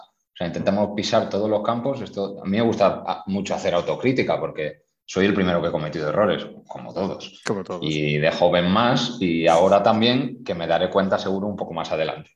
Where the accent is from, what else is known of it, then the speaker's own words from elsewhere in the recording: Spain; moved away as an adult; now in Qatar; como español